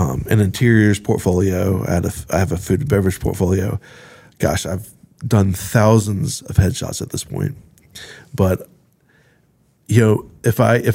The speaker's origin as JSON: {"language": "English", "region": "Eastern North Carolina", "country": "United States", "also_born_or_lived": "Greensboro, North Carolina", "moved": "yes", "lives_now": "Winston-Salem, United States", "said": "I'm the transplant from the East Coast."}